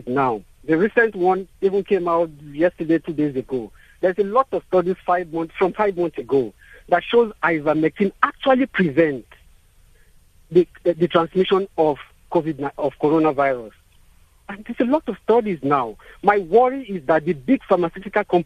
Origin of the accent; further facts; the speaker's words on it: Nigeria; now in South Africa; I'm originally from Nigeria